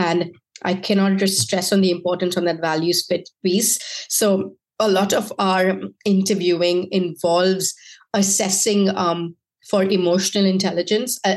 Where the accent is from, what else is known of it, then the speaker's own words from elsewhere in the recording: India; moved away; I was from India